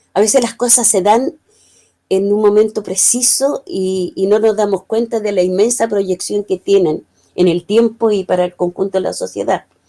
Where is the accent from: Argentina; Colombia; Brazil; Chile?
Chile